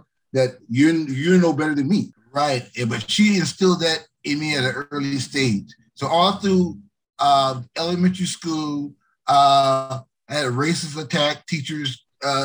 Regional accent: Alabama, United States; I'm an Alabama boy

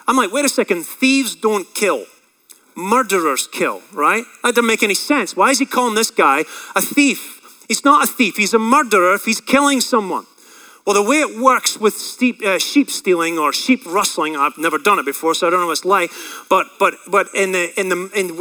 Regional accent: Scotland, United Kingdom; I grew up in Scotland around a lot of pasture land.

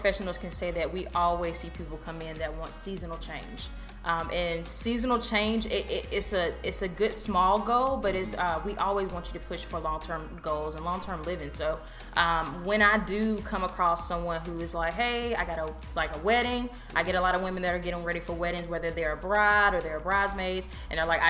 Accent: Raleigh, North Carolina, United States; moved away as an adult; also born or lived in Greensboro, North Carolina; now in Charlotte, United States; born and raised in Raleigh, so 919

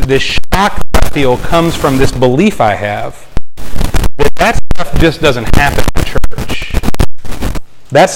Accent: Texas, United States; moved away; I'm from Texas

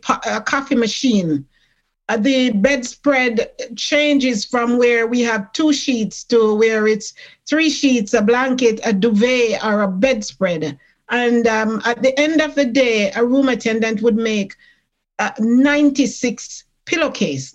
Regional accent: Jamaica; now in Toronto, Canada; I came from Jamaica. I am a Jamaican born, and when I came in this country

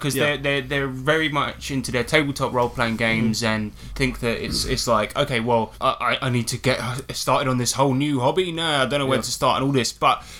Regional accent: Texas, United States; I'm from Texas!

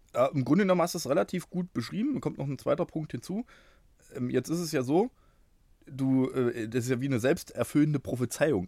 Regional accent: Bernburg, Saxony-Anhalt, Germany; moved away as an adult; also born or lived in Halle (Saale); now in Halle, Germany; Bin, ähm, geboren in Bernburg. Das ist gar nicht so weit weg von hier. Bin aber jetzt seit, äh, fast mehr als zwanzig Jahren hier in Halle unterwegs

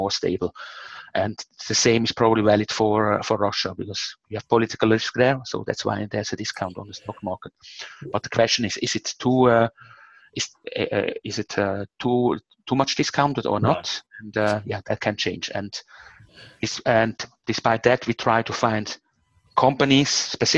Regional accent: Switzerland; I'm from Switzerland, and Switzerland is probably the most democratic country on the planet

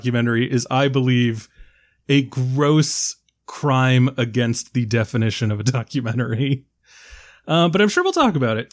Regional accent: United States; I'm from America

